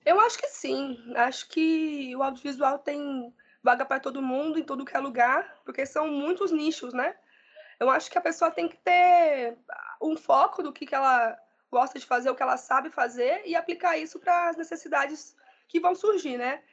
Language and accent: Portuguese; Limeira, São Paulo, Brazil; also born or lived in São Bernardo do Campo; now in Diadema, Brazil; Sou nascida em São Paulo, mas me criei muito tempo no interior, em Limeira, e atualmente estou aqui em São Bernardo, né, em Diadema.